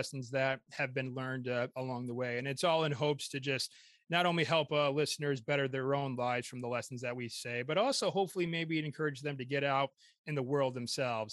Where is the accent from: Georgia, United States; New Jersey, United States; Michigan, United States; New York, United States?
Michigan, United States; also born or lived in York, England; I'm from Michigan